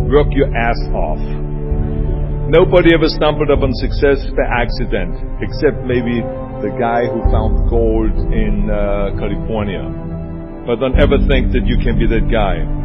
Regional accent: Germany; accent: German; English is a second language; people don't know the difference between an Italian accent and the German accent, so I got away with my German accent.

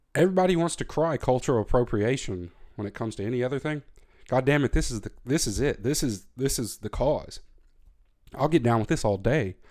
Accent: the South, United States; moved away as an adult; now in Germany; I grew up in the South, in America.

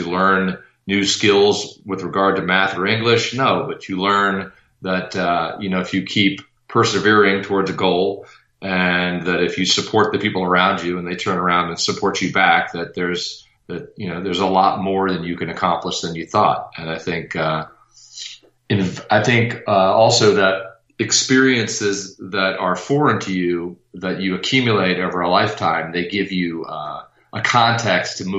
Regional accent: Maryland, United States; I grew up in an affluent part of Maryland

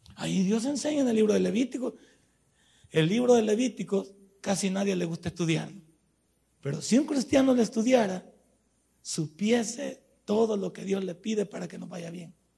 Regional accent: El Salvador; nosotros somos salvadoreños

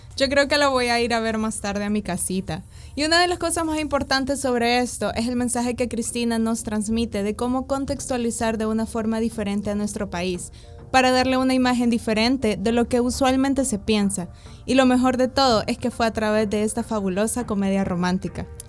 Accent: El Salvador

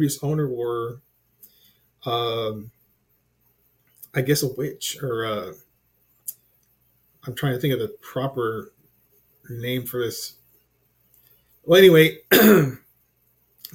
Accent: Corpus Christi, Texas, United States; also born or lived in Alice, Texas; I was born in Alice, Texas

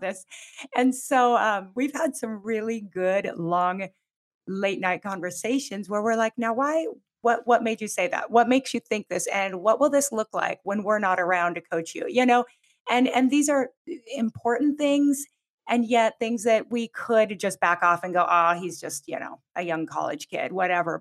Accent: Pacific Northwest, United States; moved away as an adult; also born or lived in Southern California; I grew up in the Pacific Northwest and went to college in Southern California

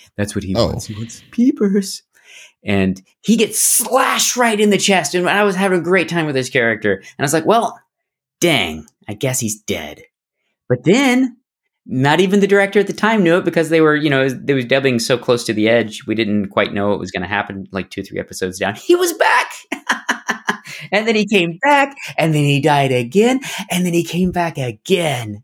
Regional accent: Barrow, Alaska, United States; I grew up in Alaska. Whoa. And uh, Barrow, Alaska

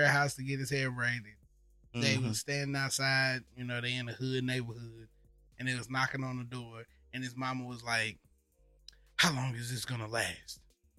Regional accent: the South, United States; I know what it feel like being from a racist town in the South.

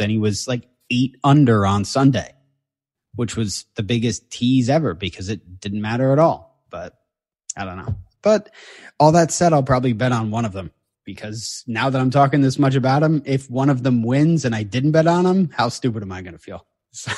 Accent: New Jersey, United States; I'm from Jersey, so I grew up going to New Jersey Nets games too.

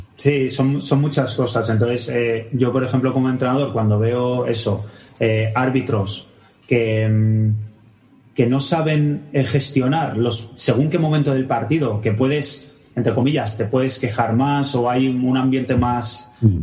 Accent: Barcelona, Catalonia, Spain; Yo también soy de Barcelona, sí, sí, yo también soy de Barcelona

